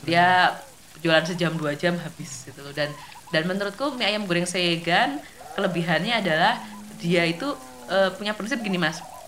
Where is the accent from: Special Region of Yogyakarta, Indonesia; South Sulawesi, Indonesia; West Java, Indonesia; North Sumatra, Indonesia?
Special Region of Yogyakarta, Indonesia; Kita harus mengakui loh Mas sebagai warga Jogja